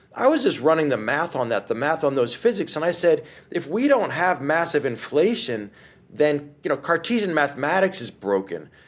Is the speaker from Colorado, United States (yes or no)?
no; White Plains, New York, United States; now in New Orleans, United States; I was born in New York City and grew up in White Plains